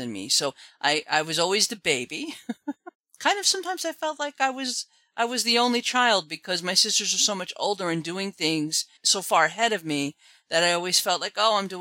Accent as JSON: {"language": "English", "town": "Mamaroneck", "region": "New York", "country": "United States", "tie": "born or raised there", "said": "I am from New York. Grew up in a little town called Mamaroneck"}